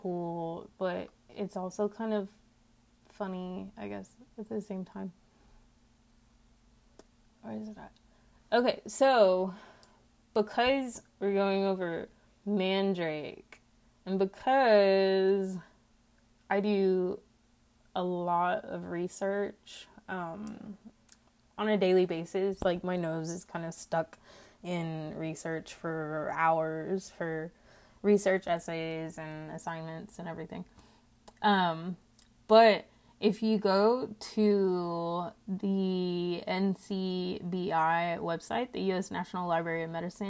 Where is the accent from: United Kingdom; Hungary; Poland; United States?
United States; Texas; accent: twangy; I do know where I live in Texas